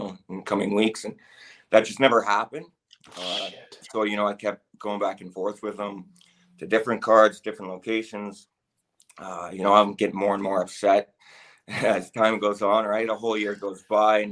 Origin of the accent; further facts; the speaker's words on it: Canada; I am Canadian